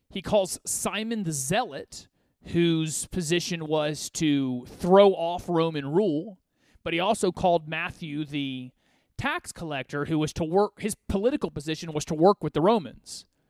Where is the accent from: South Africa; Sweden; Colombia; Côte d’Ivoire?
Côte d’Ivoire; now in United States; I call it my home country because I was born there